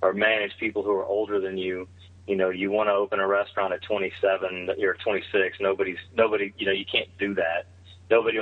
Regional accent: South Louisiana, United States; also born or lived in Texas; I was born and raised in raised in South Louisiana. I was born in Texas.

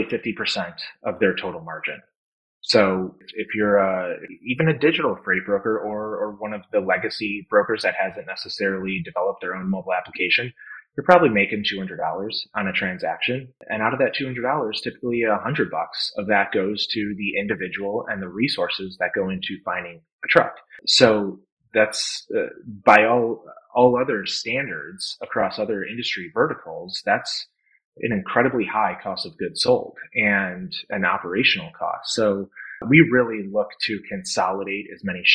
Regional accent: Naperville, Illinois, United States; grew up in Chicago suburbs

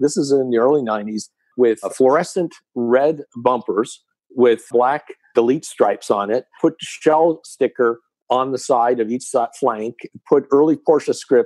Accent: Southern California, United States; growing up in Southern California around 1968, 69

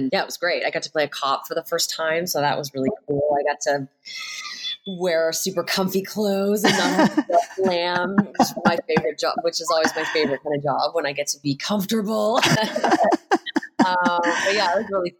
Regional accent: Hamilton, Ontario, Canada; now in Los Angeles, United States; I grew up in Hamilton, Ontario.

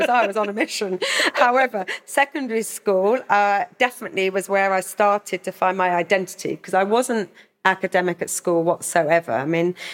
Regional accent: Hildenborough, South East England, United Kingdom; I grew up in Hildenborough, Kent, so a village.

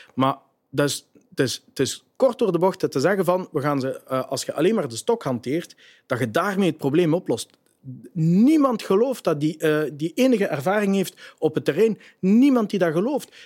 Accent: Genk, Flanders, Belgium; Jij bent van Genk, ik ben van Genk, we zijn geboren in Genk

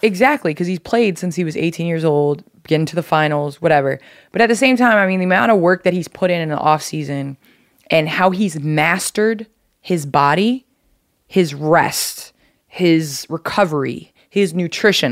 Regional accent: Chicago, Illinois, United States; I grew up in Chicago

